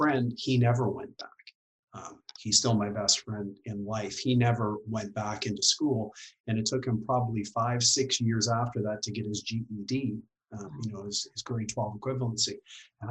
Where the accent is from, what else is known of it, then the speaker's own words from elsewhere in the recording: Dawson Creek, British Columbia, Canada; moved away as an adult; also born or lived in Kelowna / Victoria; I grew up in Dawson Creek, had a great family.